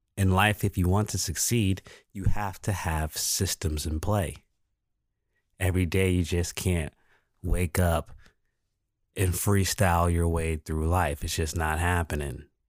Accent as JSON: {"language": "English", "town": "Pascagoula", "region": "Mississippi", "country": "United States", "tie": "born or raised there", "also_born_or_lived": "Phoenix", "moved": "as an adult", "said": "I went to elementary school here in Pascagoula, Mississippi. I went to Jackson Elementary."}